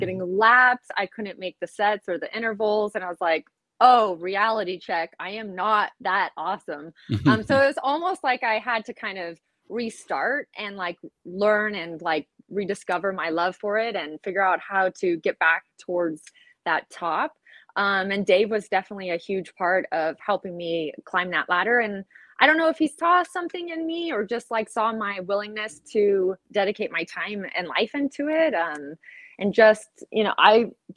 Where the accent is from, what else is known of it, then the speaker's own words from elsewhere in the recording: Southern California, United States; I grew up in Southern California